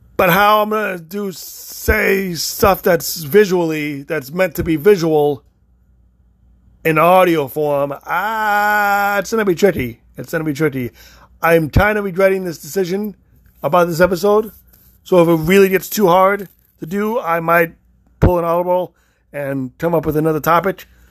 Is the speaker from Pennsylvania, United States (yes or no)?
no; Illinois, United States; moved away; also born or lived in Florida; I'm only originally from Illinois. I've only lived in Illinois and Florida.